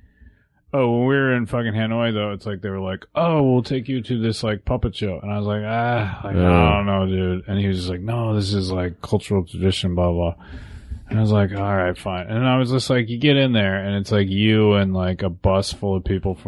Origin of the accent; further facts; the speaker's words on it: Port Moody, British Columbia, Canada; moved away; also born or lived in Vancouver, Washington, United States / Upland, California, United States; when I was 10, we moved to Port Moody outside of Vancouver, British Columbia